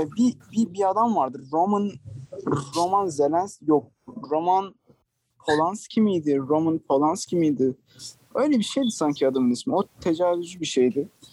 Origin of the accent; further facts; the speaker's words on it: Turkey; now in Barcelona, Spain; ben Türk'üm